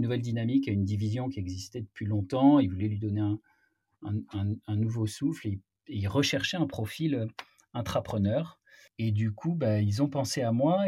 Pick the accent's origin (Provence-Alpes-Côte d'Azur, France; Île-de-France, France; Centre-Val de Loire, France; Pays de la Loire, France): Provence-Alpes-Côte d'Azur, France; Marseille; moved away as an adult; now in Paris, France; je viens de Marseille. Je suis monté à la capitale, comme on dit, après mon, après mon bac.